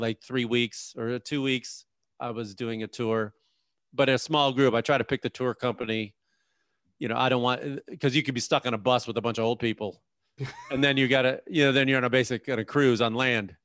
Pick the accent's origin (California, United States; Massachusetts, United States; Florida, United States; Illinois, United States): Illinois, United States; Chicago; I grew up in Chicago